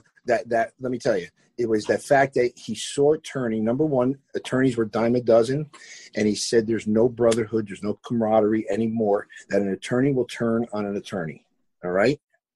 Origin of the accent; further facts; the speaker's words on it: North Haledon, New Jersey, United States; also born or lived in Paterson, New Jersey / Franklin Lakes, New Jersey; I initially was born in Paterson, New Jersey. I moved out of Paterson, New Jersey to a place called North Haledon. And I've basically been within a mile or two of North Haledon for my entire life. My businesses are in North Haledon. It's in North Jersey in Passaic County.